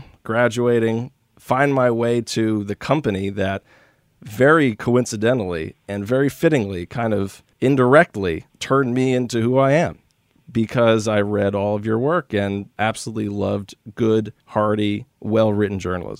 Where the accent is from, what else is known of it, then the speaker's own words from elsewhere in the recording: New York, United States; So as a, let's say, 12 to 13 to 14-year-old growing up in New York